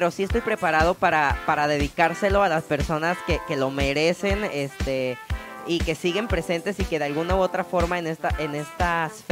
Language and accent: Spanish; Bahía de Banderas, Nayarit, Mexico; yo crecí en Bahía de Banderas en un pueblo de, llamado San José, San Juan, Valle de Banderas.